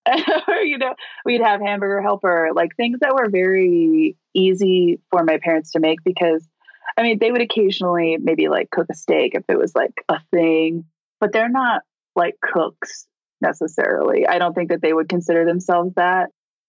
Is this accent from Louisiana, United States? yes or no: no; Orange County, California, United States; moved away as an adult; also born or lived in Corona, California; now in Las Vegas, United States; I grew up in Orange County my entire life, basically, aside from like the first 6 months, which was in Corona, which is just outside of Orange County. But yeah, so I lived in Southern California my whole life before this.